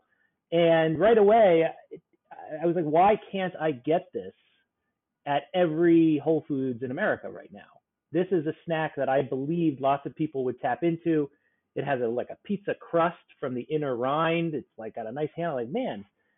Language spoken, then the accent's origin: English; South Florida, United States; now in New York, United States; I grew up in South Florida and it was like a paradise of tropical fruits